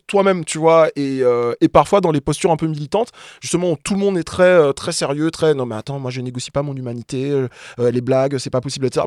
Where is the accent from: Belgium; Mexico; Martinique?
Martinique; moved away as an adult; now in Paris, France; je suis martiniquais, je suis né, j'ai grandi là-bas, principalement, et je suis arrivé ici, euh, étudiant